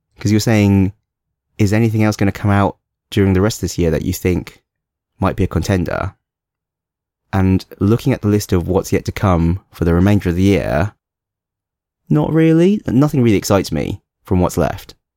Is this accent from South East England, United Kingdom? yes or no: no; London, United Kingdom; moved away as an adult; now in Hong Kong; I did grow up in London when I was a child as well.